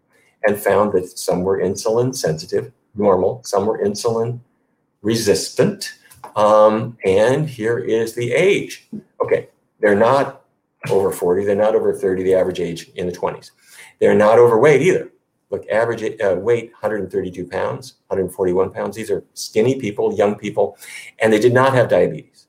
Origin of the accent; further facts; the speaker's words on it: Fargo, North Dakota, United States; I grew up in Fargo, North Dakota.